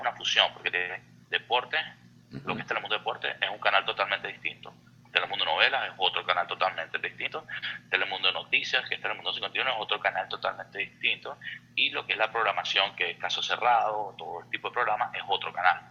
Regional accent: Venezuela; moved away as an adult; also born or lived in Houston; now in United States; nosotros ahora como venezolanos

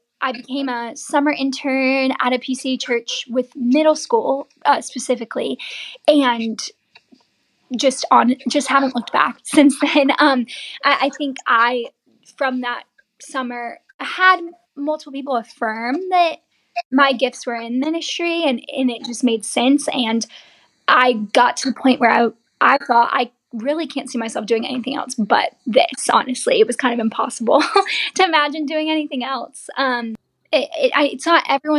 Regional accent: Savannah, Georgia, United States; I'm from Savannah.

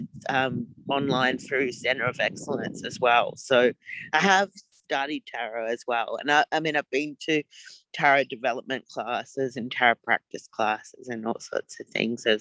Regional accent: Gold Coast, Queensland, Australia; now in Melbourne, Australia; I'm currently living in Melbourne, Australia, but I grew up on the Gold Coast.

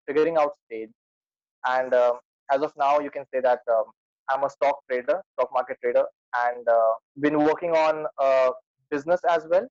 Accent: Lucknow, Uttar Pradesh, India; I'm from India, as you can notice it from my accent

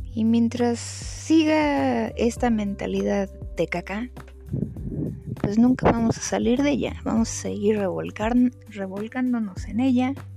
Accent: Mexico; somos así los mexicanos

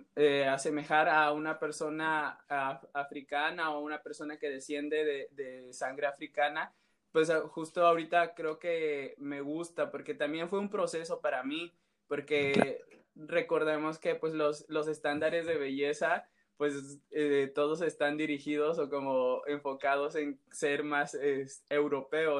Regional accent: Santiago Llano Grande, Oaxaca, Mexico; mi pueblo se llama Santiago Llano Grande

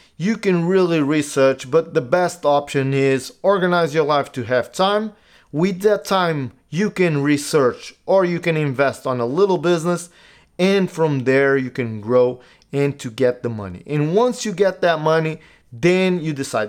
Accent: Portugal; also born or lived in United States; I live in Portugal. I, I grew up in Portugal.

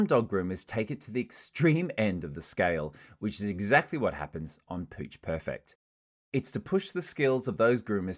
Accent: Australia; now in London, United Kingdom; I'm an Aussie and I'm in London

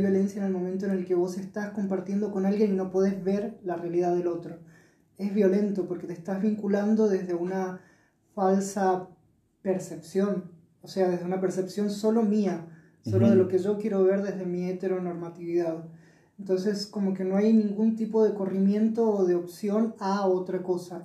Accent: Mendoza, Argentina; moved away as an adult; also born or lived in Buenos Aires; con 18 años me fui de acá, nací acá en Mendoza y me fui a Buenos Aires con una beca a estudiar

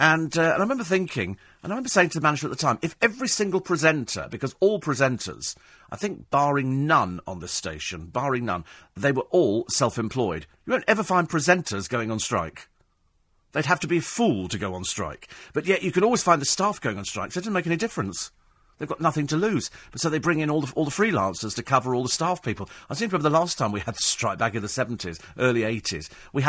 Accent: United Kingdom; we all managed to get through because we're British. We work in London.

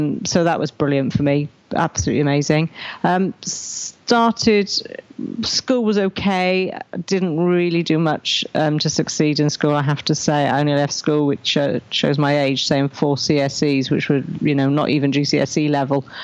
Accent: Raglan, Wales, United Kingdom; I was born in Raglan, which is a little village here in South Wales.

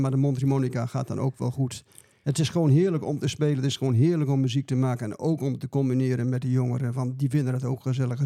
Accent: Dronten, Flevoland, Netherlands; ik kom uit Dronten en ik ben een begeleider

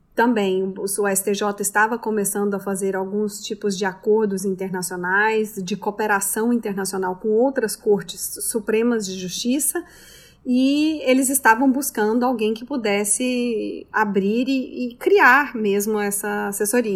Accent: Goiânia, Goiás, Brazil; moved away as an adult; also born or lived in Brasília / Paris, France; now in New York, United States; Eu sou de Goiânia, Goiás, então do centro né, do Brasil

